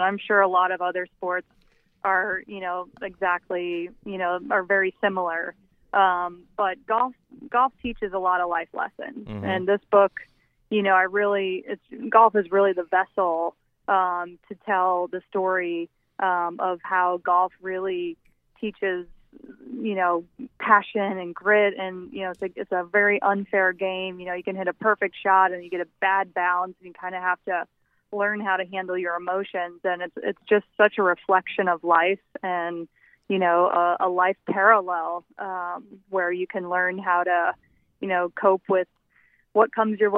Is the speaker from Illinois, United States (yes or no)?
yes; Southern Illinois, United States; I'm from Southern Illinois, the youngest of six with five older brothers. And, you know, we played every sport, you know, in the neighborhood and at the local park